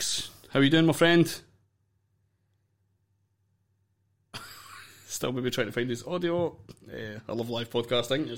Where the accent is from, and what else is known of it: Scotland, United Kingdom